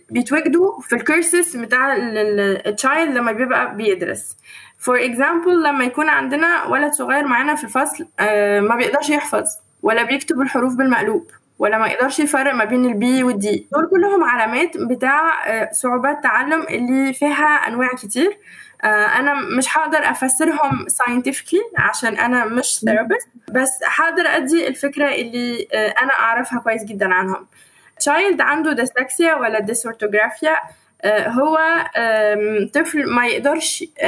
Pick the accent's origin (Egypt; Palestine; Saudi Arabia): Egypt; moved away; also born or lived in Tunisia; أنا بقى أفتخر وأقول إني بنت مصر